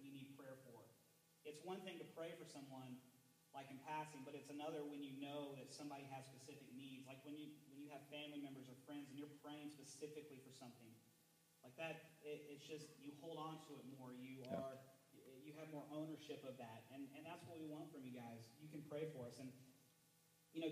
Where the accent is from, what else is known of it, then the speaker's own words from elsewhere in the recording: Texas, United States; I'm from Texas, born and raised